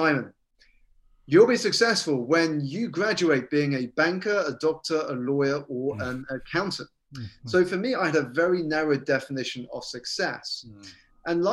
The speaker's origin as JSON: {"language": "English", "country": "United Kingdom", "tie": "born or raised there", "said": "So I was born here in the United Kingdom to Malaysian parents who had emigrated from a city called Penang and a city called Sarawak on the Borneo Island."}